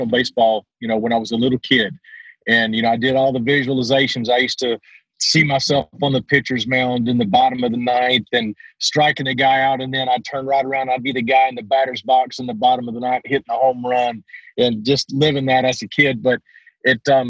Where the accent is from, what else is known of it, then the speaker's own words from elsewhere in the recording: Southern Texas, United States; accent: Southern Texas; my Southern Texas accent